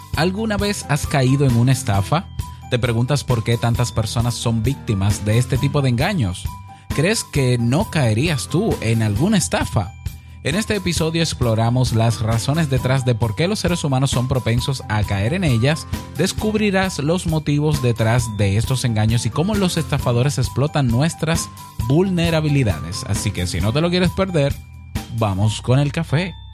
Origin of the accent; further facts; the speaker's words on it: Dominican Republic; En mi país, la República Dominicana